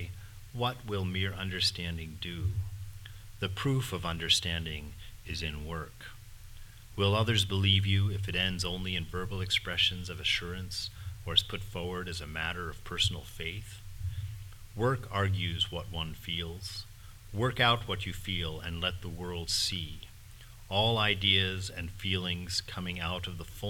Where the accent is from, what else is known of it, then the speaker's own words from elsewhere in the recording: United States; I'm an American.